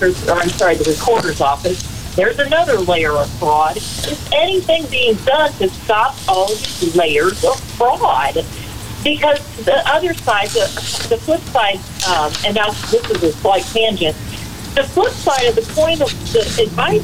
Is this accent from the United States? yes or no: yes; Illinois, United States; I'm from Illinois